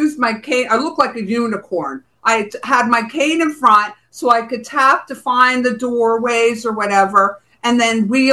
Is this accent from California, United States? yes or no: no; New Jersey, United States; moved away as an adult; also born or lived in Bronx, New York; now in Florida, United States; I was from New Jersey